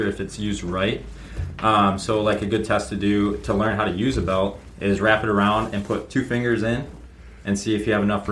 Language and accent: English; Bay City, Michigan, United States; I'm from Bay City, Michigan